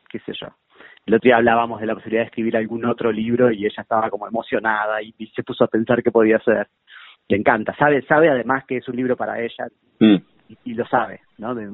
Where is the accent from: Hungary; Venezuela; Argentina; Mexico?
Argentina; Bahía Blanca, Buenos Aires Province; born there; Yo nací en Bahía Blanca.